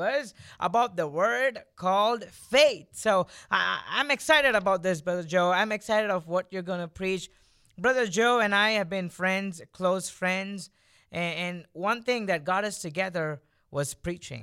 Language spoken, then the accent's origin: English; India; moved away; I was born and I grew up in India